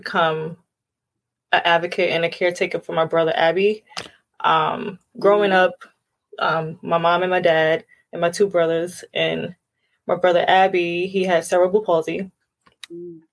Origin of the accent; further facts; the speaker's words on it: New York City, New York, United States; now in Long Island, United States; I'm originally from Brooklyn, New York